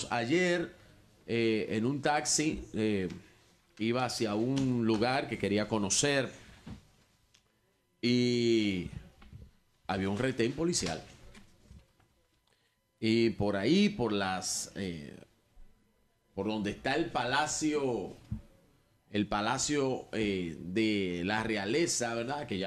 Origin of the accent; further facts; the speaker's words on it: Dominican Republic; Señor, le pido disculpas oficial, no soy de este país ¿De dónde eres? Soy de República Dominicana